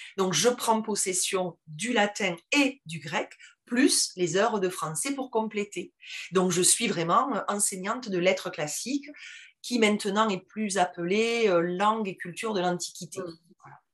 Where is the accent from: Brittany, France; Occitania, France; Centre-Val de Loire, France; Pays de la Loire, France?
Occitania, France; Toulouse; accent: toulousain; j'ai un accent qui est très marqué, très toulousain